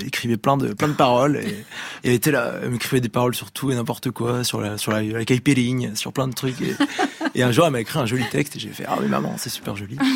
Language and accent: French; Brittany, France; accent: French; je suis breton finalement